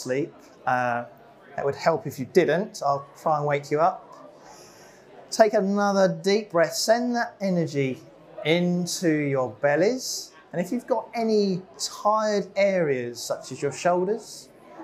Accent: Epsom, South East England, United Kingdom; also born or lived in Plymouth; I was born in Epsom Hospital, just down the road. I went to a local school called Glynn.

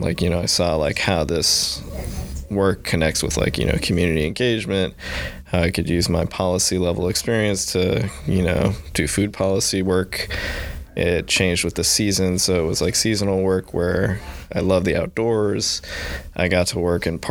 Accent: Illinois, United States; moved away as an adult; also born or lived in Seattle / San Diego; now in Boston, United States; I grew up in Illinois.

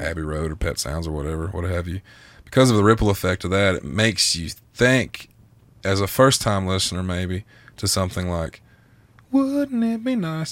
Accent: the South, United States; I'm from the South

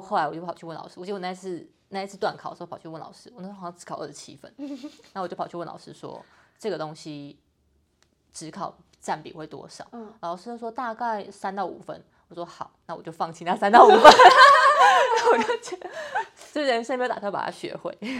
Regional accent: Tainan, Taiwan; 我是台南人

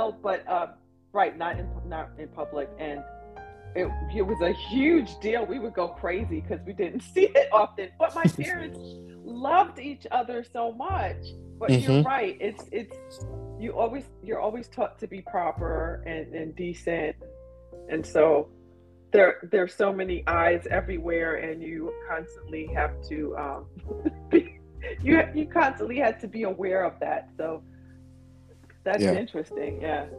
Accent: England, United Kingdom; now in United States; I was born in England and my parents are mixed and Caribbean

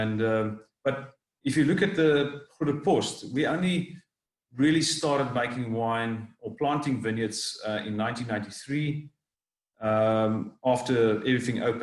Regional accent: Cape Town, Western Cape, South Africa; I grew up in Cape Town

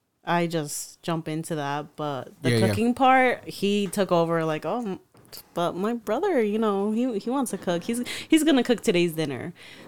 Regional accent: New York, United States; raised the Mexican way, quote unquote, and also growing up in New York

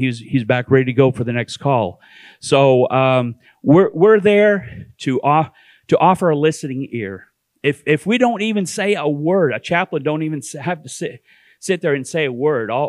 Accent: Canada; also born or lived in East Tennessee; now in Sevierville, United States; I'm originally from Canada. And for some reason, I lost my way and found my way to East Tennessee

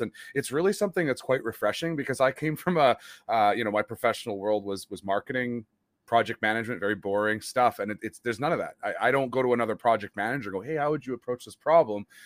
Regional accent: Western Canada, Canada; My my grade ten French mm-hmm. from from out west

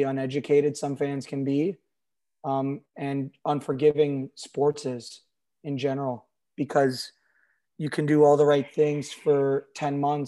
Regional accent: Toronto area, Ontario, Canada; as a kid growing up in the Toronto area, being a lifelong Leaf fan

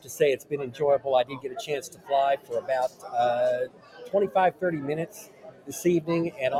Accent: Paducah, Kentucky, United States; I'm from Paducah, Kentucky.

